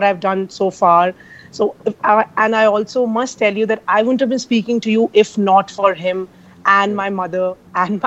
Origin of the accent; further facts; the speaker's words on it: Delhi, India; I'm basically from Punjab, Jalandhar to be precise. That's where my forefathers are from, but I've been born and brought up in Delhi.